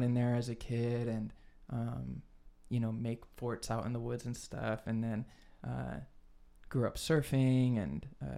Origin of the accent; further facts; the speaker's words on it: San Diego, California, United States; growing up in San Diego